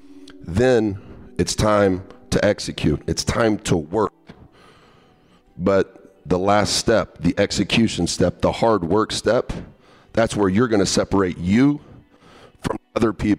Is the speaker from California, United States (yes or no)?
no; hometown 47 miles from Indianapolis, United States; 47 miles from my hometown, Indianapolis, Indiana